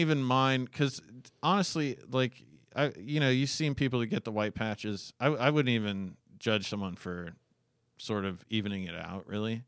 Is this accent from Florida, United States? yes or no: no; Alaska, United States; I was born in nineteen eighty-two and I grew up in Alaska